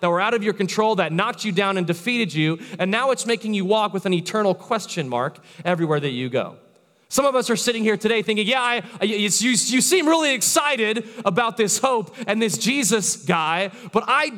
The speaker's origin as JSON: {"language": "English", "region": "Florida", "country": "United States", "tie": "born or raised there", "said": "I'm from Florida, born and raised"}